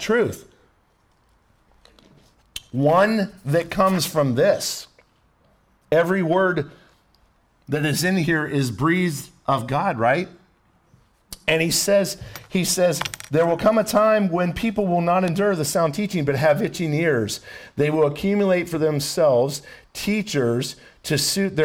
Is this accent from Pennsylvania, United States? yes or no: no; Ohio, United States; now in Florida, United States; I'm from Ohio, so I know pine trees